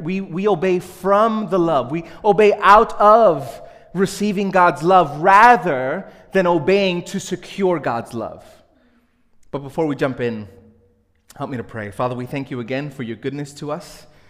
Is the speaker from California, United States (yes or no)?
no; New York City, New York, United States; I grew up in Brooklyn, small uh, Spanish speaking Pentecostal church